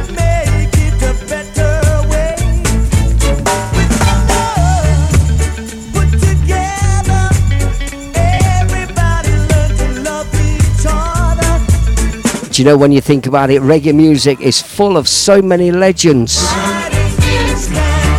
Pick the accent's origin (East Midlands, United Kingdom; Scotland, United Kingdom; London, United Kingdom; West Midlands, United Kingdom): East Midlands, United Kingdom; Leicester; also born or lived in Melton Mowbray, Leicestershire; when we were teenagers growing up in Leicester, round near the old Filbert Street, Leicester City football ground. We all grew up around there